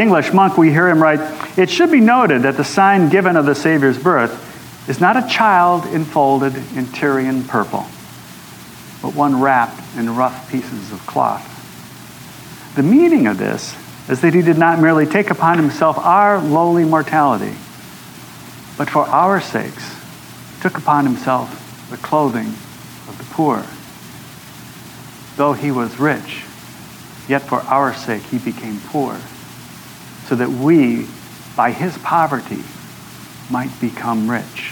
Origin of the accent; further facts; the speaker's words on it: Wisconsin, United States; growing up in Wisconsin